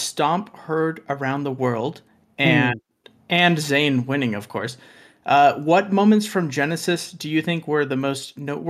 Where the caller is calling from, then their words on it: California, United States; I am calling in from the middle of nowhere, California.